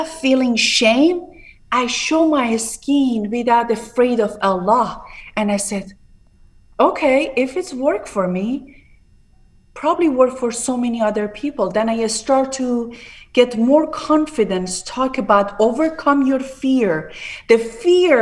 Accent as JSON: {"language": "English", "town": "Tehran", "region": "Tehran Province", "country": "Iran", "tie": "born or raised there", "second_language": "English", "moved": "as an adult", "lives_now": "Palm Beach, United States", "said": "I was born in a very downtown in Tehran, very Bache Junub Shahr"}